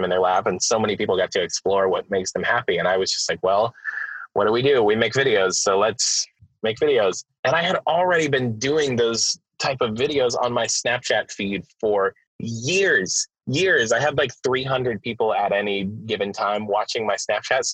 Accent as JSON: {"language": "English", "region": "Florida", "country": "United States", "said": "I'm from Florida. I was a teacher. I was a high school teacher in Florida"}